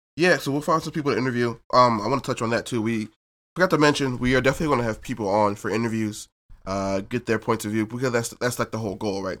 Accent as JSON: {"language": "English", "region": "New Jersey", "country": "United States", "said": "I'm from South Jersey, Lane County"}